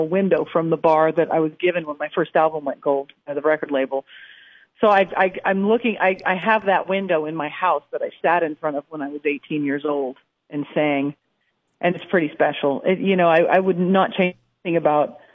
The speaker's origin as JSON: {"language": "English", "region": "Alberta", "country": "Canada", "tie": "born or raised there", "moved": "yes", "lives_now": "Nashville, United States", "said": "growing up in Alberta, which is a lot like Texas on the northern side of the border"}